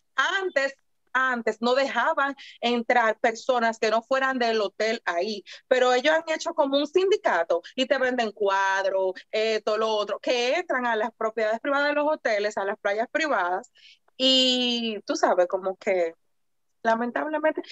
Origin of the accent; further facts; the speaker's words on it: Dominican Republic; yo soy dominicana